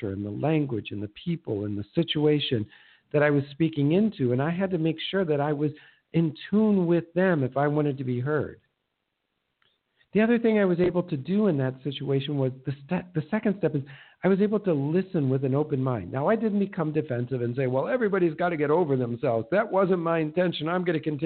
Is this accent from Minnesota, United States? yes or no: yes; Minnesota, United States; moved away; I'm from Minnesota